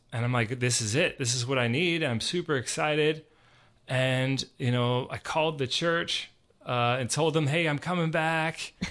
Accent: Georgia, United States; I grew up here in Georgia

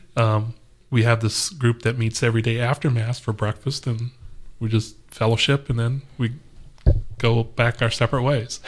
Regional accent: Los Angeles, California, United States; moved away as an adult; also born or lived in Texas; now in Atlanta, United States; I'm originally from Los Angeles, and we had moved from Los Angeles basically mm. uh, through Texas to here

